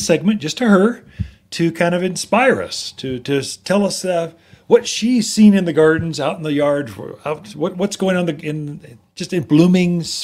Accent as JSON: {"language": "English", "town": "Wildwood", "country": "United States", "tie": "born or raised there", "moved": "yes", "lives_now": "Prescott, United States", "said": "when I was growing up in Wildwood"}